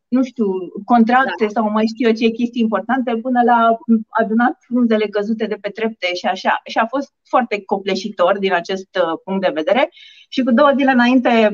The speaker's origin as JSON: {"language": "Romanian", "region": "Bucharest", "country": "Romania", "tie": "born or raised there", "said": "sunt bucureșteancă, născută și crescută în București"}